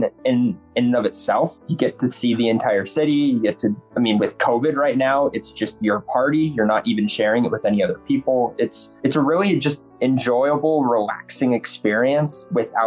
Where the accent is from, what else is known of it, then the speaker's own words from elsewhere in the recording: Minnesota, United States; now in Colorado, United States; I'm from Minnesota